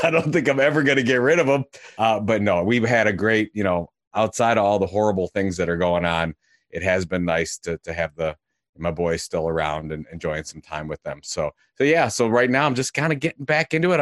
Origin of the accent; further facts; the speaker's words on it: Cleveland, Ohio, United States; I'm from Cleveland, Ohio